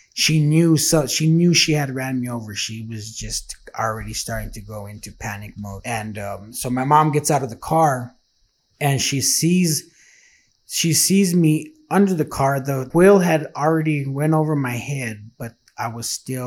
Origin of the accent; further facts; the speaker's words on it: Santa Fe, New Mexico, United States; I was born and raised in Santa Fe, New Mexico